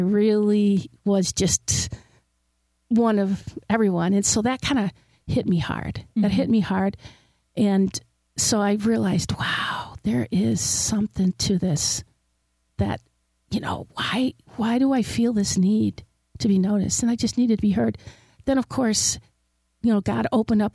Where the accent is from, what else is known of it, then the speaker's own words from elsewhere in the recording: Detroit, Michigan, United States; I grew up in Detroit in a very low socioeconomic neighborhood.